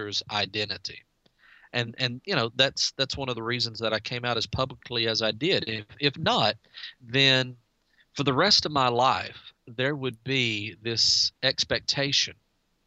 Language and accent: English; DeRidder, Louisiana, United States; I'm from DeRidder, Louisiana, and we have 10,000 residents